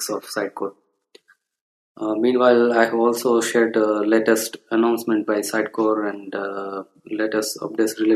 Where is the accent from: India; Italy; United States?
India; I'm from India